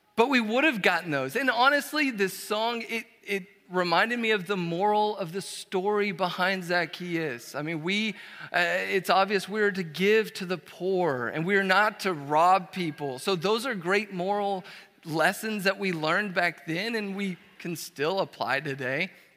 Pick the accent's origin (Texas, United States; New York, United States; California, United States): Texas, United States; Dallas; moved away as an adult; also born or lived in Brazil; now in College Station, United States; we are originally from Dallas, Fort Worth